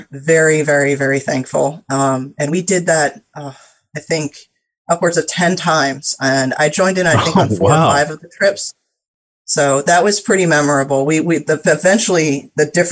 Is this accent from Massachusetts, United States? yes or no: no; Norwalk, Connecticut, United States; I am from Norwalk, Connecticut